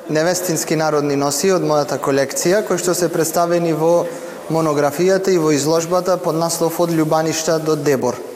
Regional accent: Struga, North Macedonia

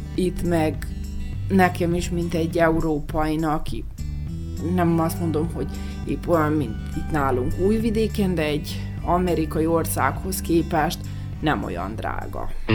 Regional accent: Serbia; moved away; Szerbiából jövünk

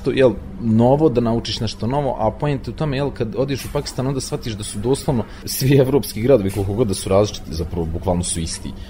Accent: Banja Luka, Republika Srpska, Bosnia & Herzegovina; ja sam iz Banja Luke

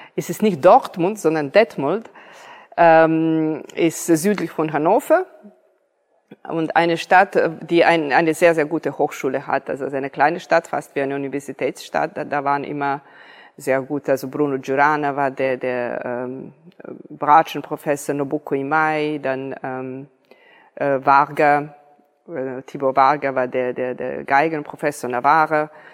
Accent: Niš, Serbia; moved away; ich bin hier in Serbien geboren.

